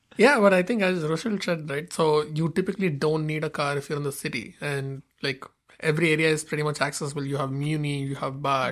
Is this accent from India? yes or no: yes; India; moved away as an adult; now in San Francisco, United States; we we are both from India, so we just arrived in the Bay Area for the program